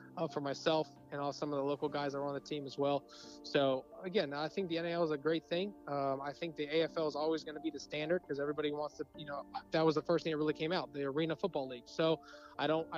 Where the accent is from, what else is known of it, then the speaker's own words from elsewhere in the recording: Orlando, Florida, United States; I played for my hometown professional team